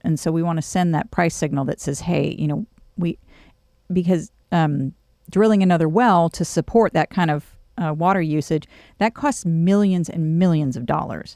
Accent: California, United States; moved away as an adult; now in College Station, United States; I grew up doing in California

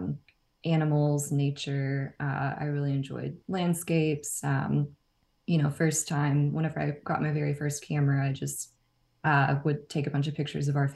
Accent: Nacogdoches, Texas, United States; moved away as an adult; also born or lived in College Station, Texas; now in Austin, United States; I'm from Nacogdoches in East Texas.

